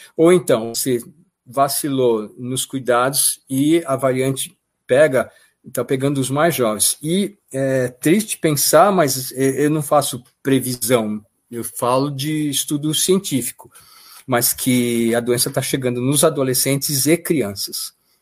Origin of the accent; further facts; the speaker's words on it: São Paulo, Brazil; moved away as an adult; now in Sorocaba, Brazil; eu sou paulistano